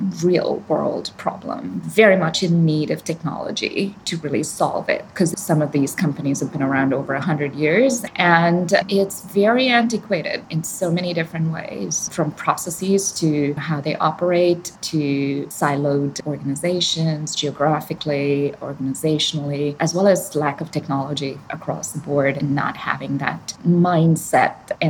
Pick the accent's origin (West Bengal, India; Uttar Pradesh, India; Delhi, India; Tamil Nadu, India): Tamil Nadu, India; Chennai; moved away as an adult; I grew up in Chennai, southern India, by the coast.